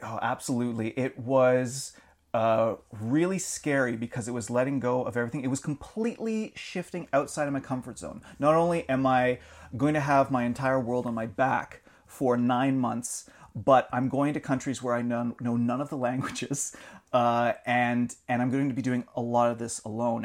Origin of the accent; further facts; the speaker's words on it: Alliston, Ontario, Canada; grew up an hour north of Toronto, around Alliston.